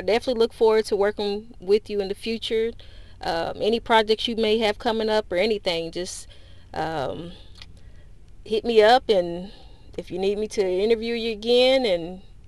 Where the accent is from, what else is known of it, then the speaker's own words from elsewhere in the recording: Kentucky, United States; I'm from Kentucky